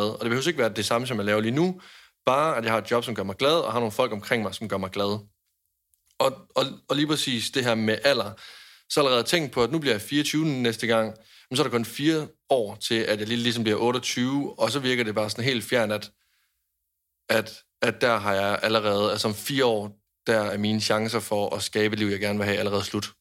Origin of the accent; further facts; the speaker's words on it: Jutland, Denmark; jeg er en nær jyde